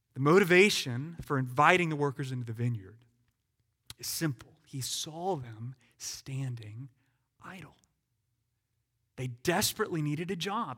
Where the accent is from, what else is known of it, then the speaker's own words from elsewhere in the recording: United States; as an American.